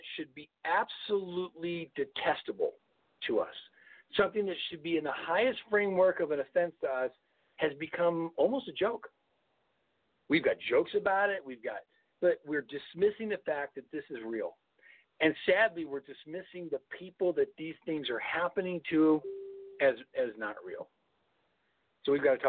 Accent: Southern California, United States; I grew up in Southern California

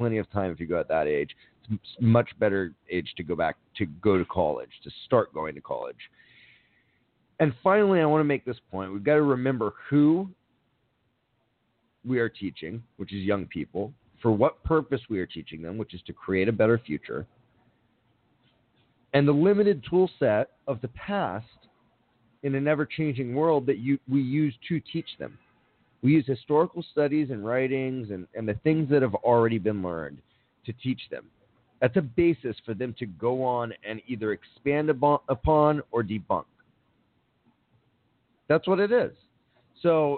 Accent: Miami, Florida, United States; now in Los Angeles, United States; My hometown of Miami

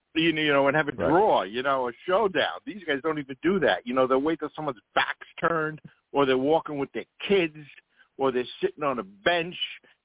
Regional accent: Queens, New York, United States; from where, even though I grew up in Queens, I've always said this, I saw my first

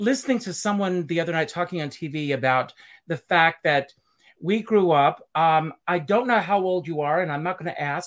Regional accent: Conway, South Carolina, United States; when I was growing up in Conway, South Carolina, on our farm

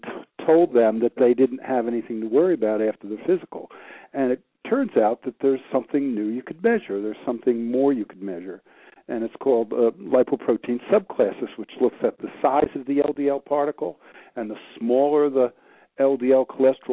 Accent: Peekskill, New York, United States; moved away as an adult; now in Hilton Head Island, United States; I was born and raised in New York, practiced in New York for about 15 years

